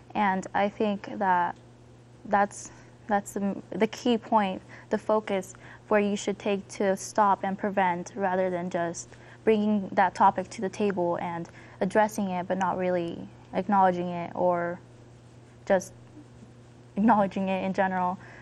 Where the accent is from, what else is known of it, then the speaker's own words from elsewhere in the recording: Denver, Colorado, United States; I'm 14 years old. I'm from Southwest Denver.